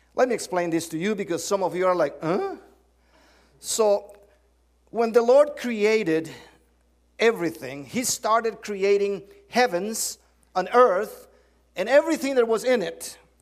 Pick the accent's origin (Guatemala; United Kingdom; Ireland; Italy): Guatemala; English is a second language; moved away as an adult; also born or lived in Cincinnati, Ohio, United States; I'm, I'm from the South. Seriously south of the border. I'm, I'm from, well, that's the south. I'm from Guatemala